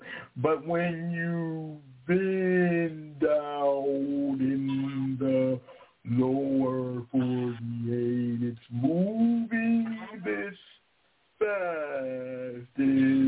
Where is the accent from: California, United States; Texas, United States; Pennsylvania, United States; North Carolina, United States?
California, United States; moved away as an adult; now in Alaska, United States; Because when I came – you know, I came from California to Alaska through the Air Force.